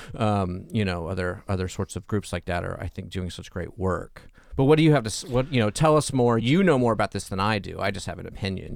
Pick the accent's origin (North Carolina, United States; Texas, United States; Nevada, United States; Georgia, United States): Georgia, United States; Atlanta; I grew up in Atlanta